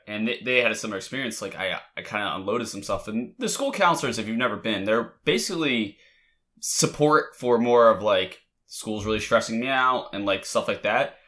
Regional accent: Delaware, United States; I'm from Delaware, everybody goes to U D.

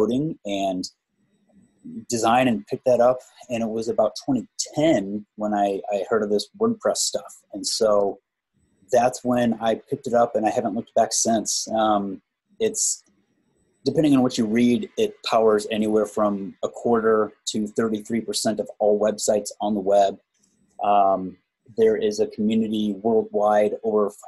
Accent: Indiana, United States; moved away as an adult; now in Phoenix, United States; I'm originally from Indiana, and I've been out here in Phoenix for about 12 years.

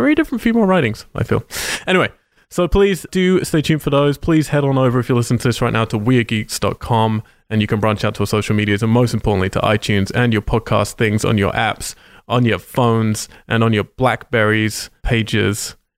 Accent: United Kingdom; moved away; I'm British

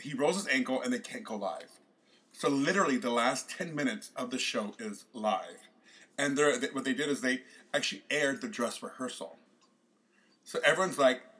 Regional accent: Arkansas, United States; I'm from Arkansas.

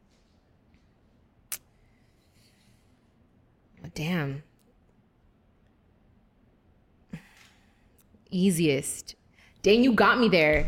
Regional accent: Long Beach, California, United States; I come from Long Beach.

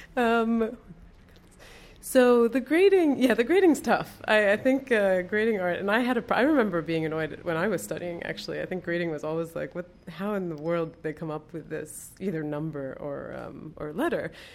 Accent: Baltimore, Maryland, United States; moved away as an adult; also born or lived in Lebanon / New Hampshire / Rome / London; now in Beirut, Lebanon; I grew up in Baltimore

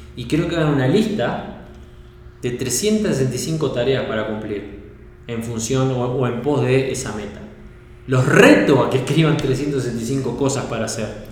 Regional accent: Uruguay; moved away as an adult; also born or lived in Norway; now in Sweden; yo soy uruguayo

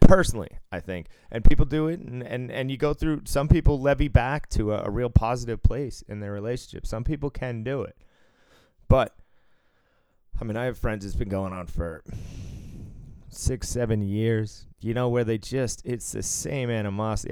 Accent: Cambridge, Massachusetts, United States; my elementary school was right next to uh, Harvard Yard

